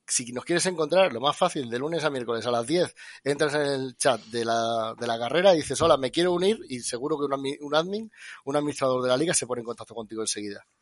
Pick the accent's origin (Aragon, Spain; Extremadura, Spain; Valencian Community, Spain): Extremadura, Spain; yo soy extremeño